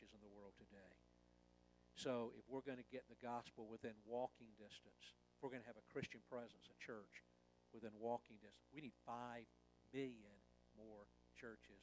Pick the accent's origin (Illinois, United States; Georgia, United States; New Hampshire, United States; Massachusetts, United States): Georgia, United States; Atlanta; moved away; I'm from Atlanta, okay, years ago, left.